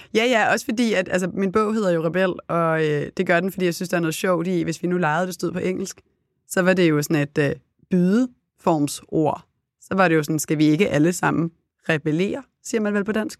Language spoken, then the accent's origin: Danish; Copenhagen, Capital Region of Denmark, Denmark; moved away; also born or lived in Herning / Italy